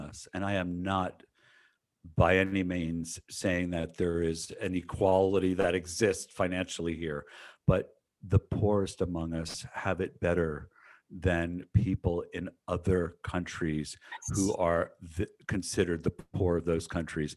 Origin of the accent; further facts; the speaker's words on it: United States; also born or lived in San Diego; as an American